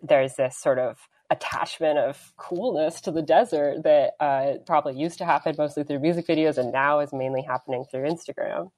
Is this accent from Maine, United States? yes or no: no; Denver, Colorado, United States; moved away; growing up in Denver